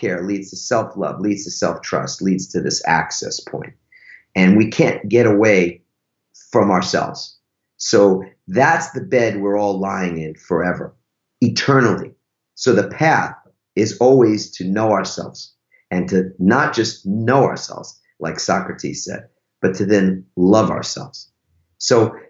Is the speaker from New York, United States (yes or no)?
yes; New York, United States; I'm from New York